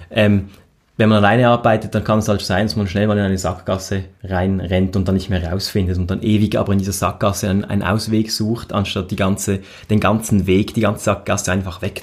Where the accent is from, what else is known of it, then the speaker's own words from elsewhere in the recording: Reigoldswil, Basel-Landschaft, Switzerland; Also ich bin ja in Reigoldswil aufgewachsen, in, in, dem, in einem schönen, idyllischen, sehr idyllischen Dorf mit einer ähm, Gondelbahn zur Wasserfalle